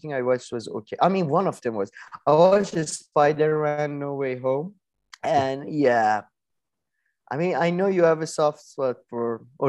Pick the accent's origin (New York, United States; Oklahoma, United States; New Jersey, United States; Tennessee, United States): New York, United States; Benedict Cumberbatch, American accent is getting better, but it's still pretty atrocious. Like, I'm from New York.